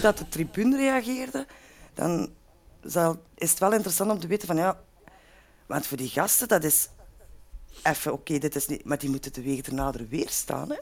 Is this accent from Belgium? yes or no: yes; Lier, Flanders, Belgium; ik ben geboren in Lier